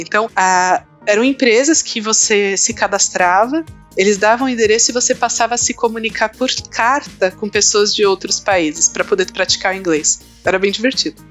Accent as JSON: {"language": "Portuguese", "region": "São Paulo", "country": "Brazil", "said": "eu sou aqui de São Paulo"}